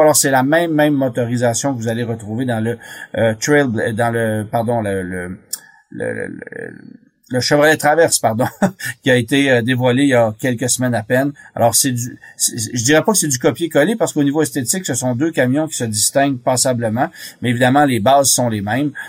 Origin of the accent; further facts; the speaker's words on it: Canada; chez nous au Canada